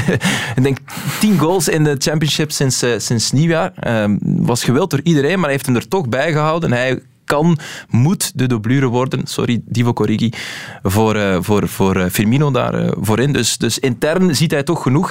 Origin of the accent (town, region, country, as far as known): Belgium